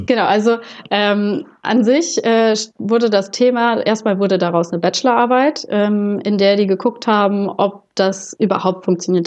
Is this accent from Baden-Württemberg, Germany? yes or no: no; Butzbach, Hesse, Germany; moved away as an adult; also born or lived in Gießen; ich komme ursprünglich aus Butzbach, das ist in der Wetterau